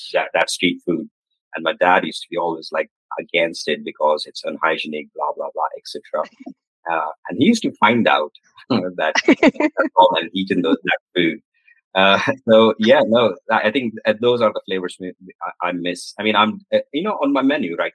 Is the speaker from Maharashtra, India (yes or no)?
yes; Pimpri, Maharashtra, India; also born or lived in United States / France; now in United Kingdom; I was born in a very in Pimpri. So this is near Pune, western part of India